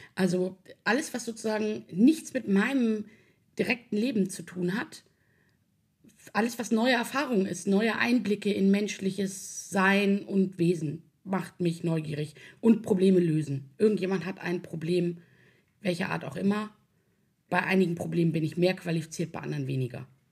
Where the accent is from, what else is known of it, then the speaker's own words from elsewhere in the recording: Hamburg, Germany; also born or lived in Swabia; ich komme aus Hamburg. Äh, ich bin aber halb schwäbisch äh, ich bin sozusagen äh, halb hamburgerisch, halb schwäbisch